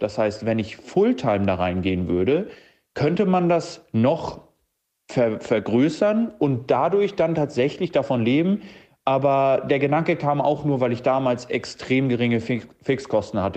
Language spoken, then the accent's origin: German; Hamburg, Germany; 27 Jahre alt und ich komme aus Hamburg